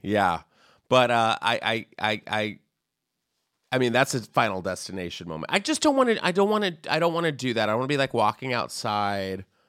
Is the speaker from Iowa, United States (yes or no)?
no; San Antonio, Texas, United States; I grew up in Texas